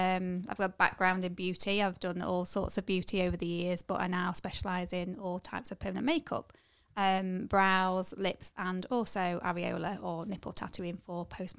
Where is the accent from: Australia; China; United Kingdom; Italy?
United Kingdom; Nottingham, East Midlands; now in Chesterfield, United Kingdom; No, I'm from Nottingham originally, but I've lived in Chesterfield kind of most of my life now.